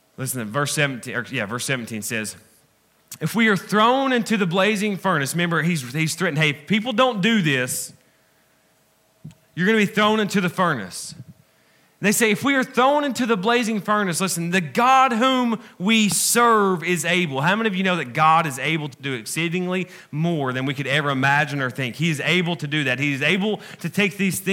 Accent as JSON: {"language": "English", "region": "the South", "country": "United States", "said": "I'm from the South, man, okay? I have some education, but I'm still country"}